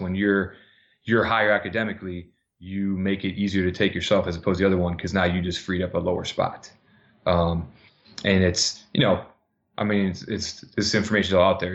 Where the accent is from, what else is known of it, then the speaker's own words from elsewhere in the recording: Minnesota, United States; now in New Jersey, United States; back home in Minnesota